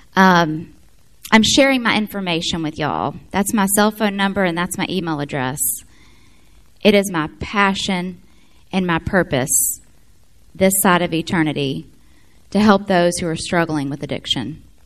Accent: Memphis, Tennessee, United States; also born or lived in Florence, Alabama; I'm from Florence. We moved to Memphis in 81. I was one

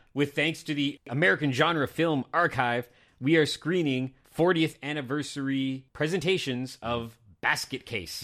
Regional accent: Canada; I'm Canadian

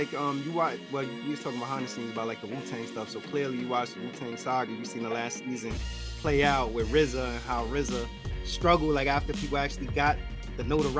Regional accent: New York, United States; I had the same experience growing up in New York.

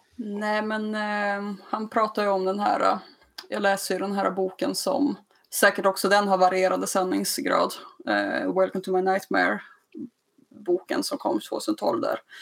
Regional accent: Skellefteå, Västerbotten County, Sweden; jag kommer från Skellefteå

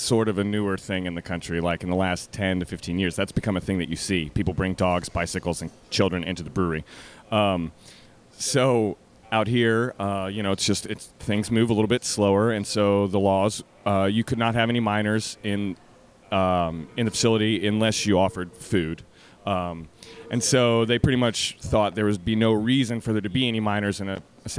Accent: Texas, United States; moved away as an adult; now in Hawaii, United States; I grew up in Texas.

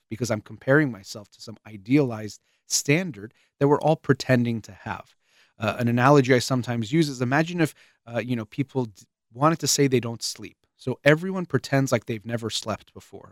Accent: United States

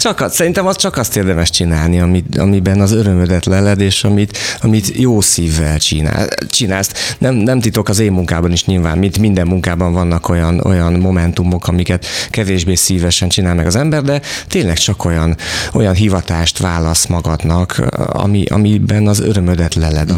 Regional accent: Vas, Hungary; én Vasmegyei vagyok

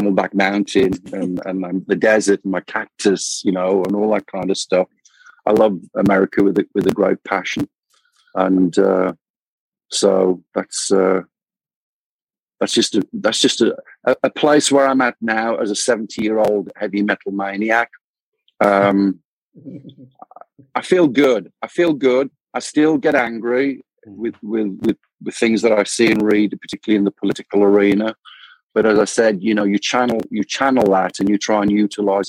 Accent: United Kingdom; born or raised there; moved away as an adult; now in Phoenix, United States

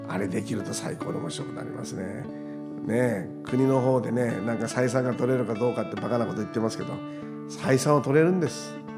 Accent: Okinawa, Japan; 私たち沖縄県民

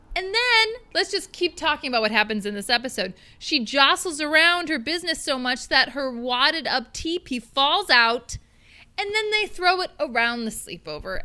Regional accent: Minnesota, United States; I grew up in Minnesota

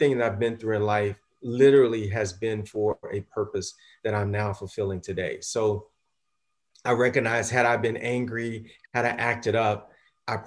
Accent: the South, United States; I'm a young African-American male growing up in the South, early 70s

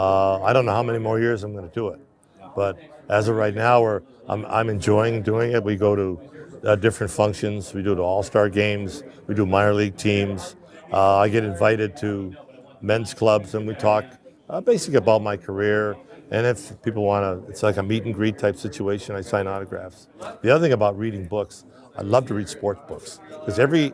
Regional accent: Canada; I was born in Canada

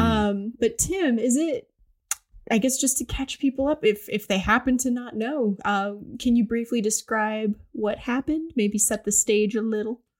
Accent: Cleveland, Ohio, United States; I'm from Cleveland

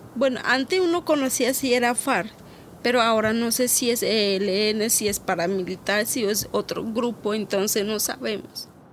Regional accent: López de Micay, Cauca, Colombia; now in Bogotá, Colombia; Nací en López de Micay, Cauca, cerca del Timbiquí

